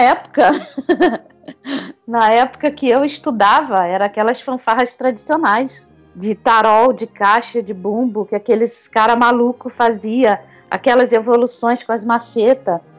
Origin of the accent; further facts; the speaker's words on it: Rio de Janeiro, Brazil; do jeitinho carioca de ser